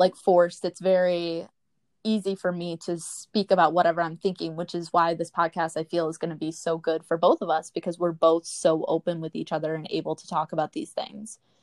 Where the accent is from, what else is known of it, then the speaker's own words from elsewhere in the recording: Readstown, Wisconsin, United States; now in Orlando, United States; I grew up in Reedstown